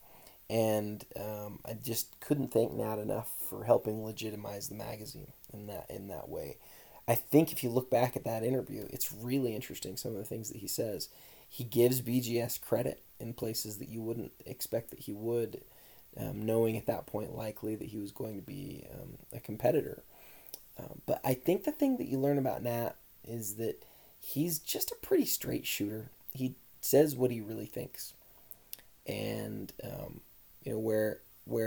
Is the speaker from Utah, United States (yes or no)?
yes; Utah, United States; born and raised in Utah